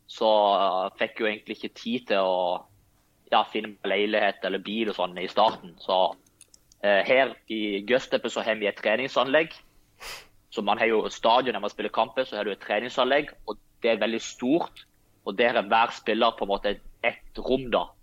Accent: Lyngdal, Agder, Norway; moved away; helt siden jeg flytta fra Lyngdal, så har jeg Eh, tatt litt eh, dialekt fra alle plassene jeg har bodd i, så jeg vet egentlig ikke hva du skal kalle den dialekten.

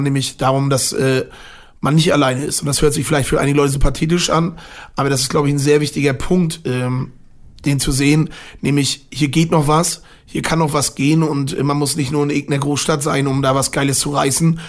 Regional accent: Mecklenburg-Vorpommern, Germany; born or raised there

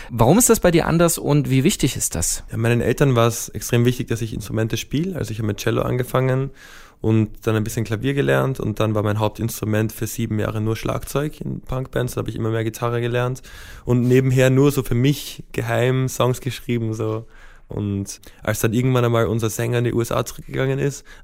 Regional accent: Vienna, Austria; Also ich bin in Wien aufgewachsen, zwar auf der amerikanischen Schule, das heißt so in einer kulturellen Seifenblase so in der Art.

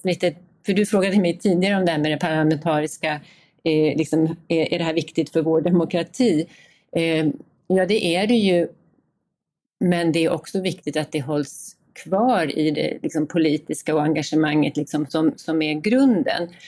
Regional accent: Gotland, Sweden; som gotlänning och boende eh, här i Visby hela tiden, eller på Gotland hela tiden

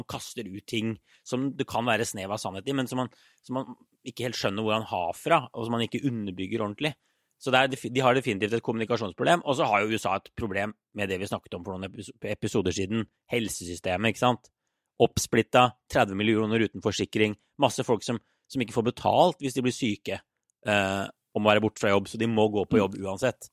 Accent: Norway; now in United States

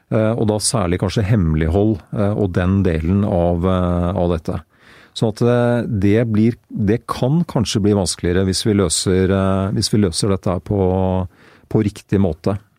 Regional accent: Greverud, Akershus, Norway; hjemme på Greverud.

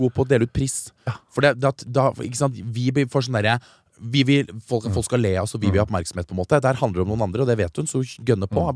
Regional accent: Stokke, Vestfold, Norway; lokal skistjerne hjemme i Stokke

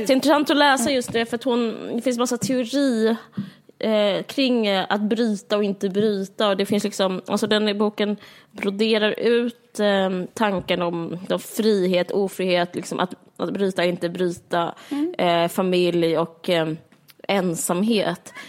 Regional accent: Sweden; som svensk är man så, man är så väder, väderrelaterad

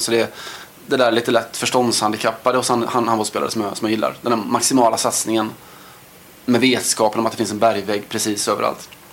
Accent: Sweden; man kommer från ett Sverige där vi, älskar vårt svenska handbollslandslag

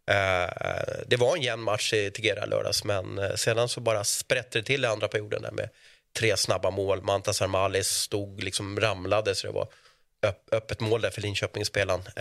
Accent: Piteå, Norrbotten County, Sweden; Nej, Piteå.

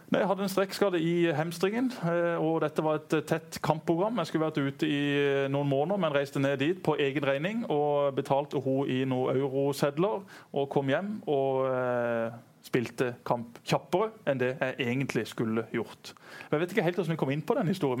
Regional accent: Norway; jeg er jo norsk

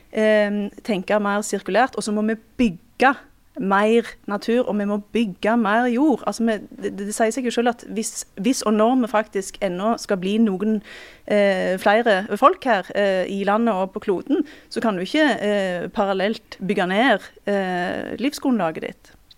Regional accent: Time, Rogaland, Norway; i heimkommunen min, eh, Time

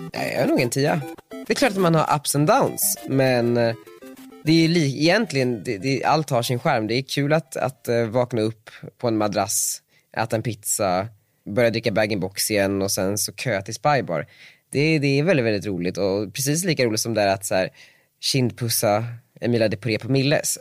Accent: Västerås, Västmanland, Sweden; now in Stockholm, Sweden; Jag är från Västerås

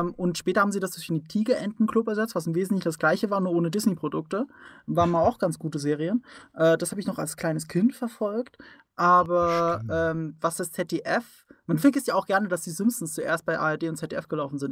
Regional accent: Rhineland-Palatinate, Germany; ich komme aus der Pfalz

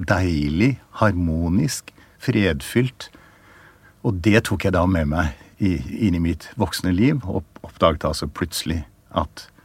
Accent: Oslo, Norway; Mer spesifikt er at jeg vokste opp i Oslo, på grensen mot Nordmarka. Og hele min barndom var Nordmarka det stedet jeg levde i.

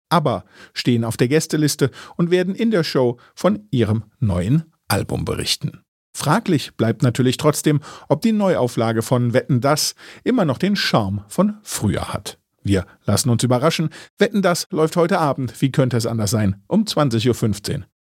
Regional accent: East Germany, Germany; Ich komme aus dem Osten.

